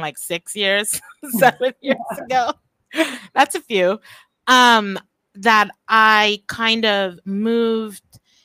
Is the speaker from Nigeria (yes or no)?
no; Trinidad & Tobago; moved away as an adult; also born or lived in Japan / New York, United States / California, United States / Belize; I'm originally from Trinidad and Tobago. But I've lived the majority of my adult life outside of Trinidad.